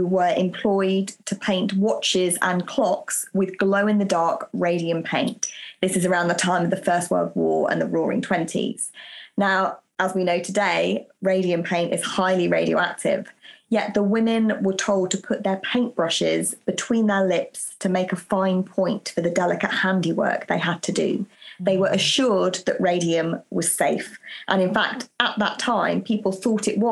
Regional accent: United Kingdom; I'm British

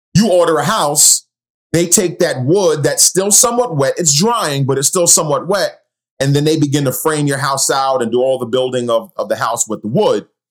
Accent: New York City, New York, United States; growing up in Queens, New York

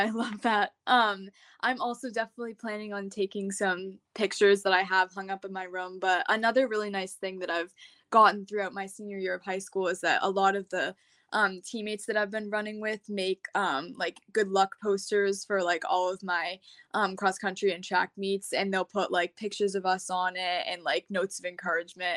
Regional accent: Massachusetts, United States; I'm from Massachusetts, and I just graduated high school on Saturday

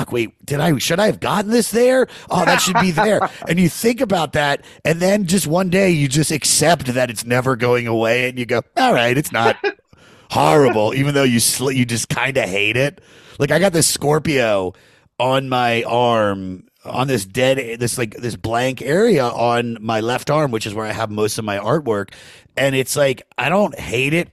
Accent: Maryland, United States; I'm from Maryland.

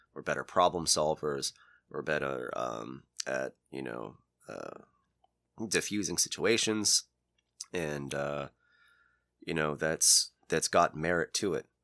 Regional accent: United States; We're all American

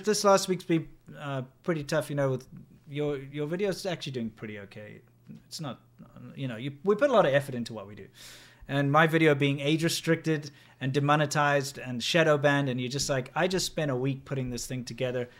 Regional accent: South Africa; I'm South African.

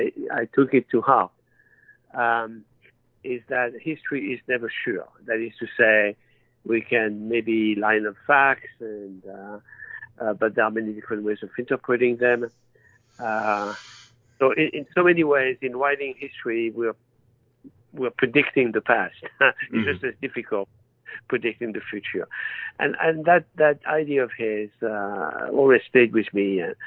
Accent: France; born or raised there; accent: French; English is a second language; moved away as an adult

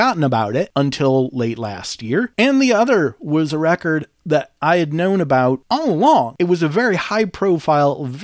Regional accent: Detroit, Michigan, United States; I grew up in Detroit

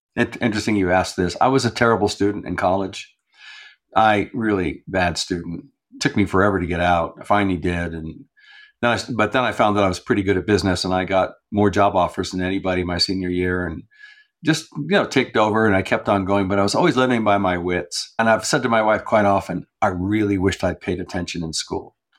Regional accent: New Mexico, United States; also born or lived in Santa Fe, New Mexico; I'm from New Mexico. I'm here in Santa Fe right now. This is where I've, I've lived all, most of my life

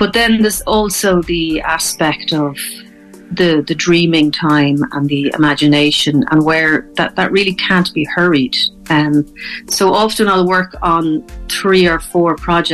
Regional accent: Dublin, Leinster, Ireland; moved away as an adult; also born or lived in Connemara / Kilkenny; now in Thomastown, Ireland; I'm originally from Dublin, but I moved to Connemara in 2003

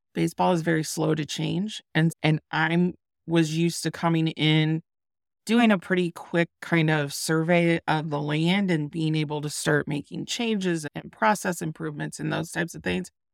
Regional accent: Iowa, United States; moved away; my home state of Iowa

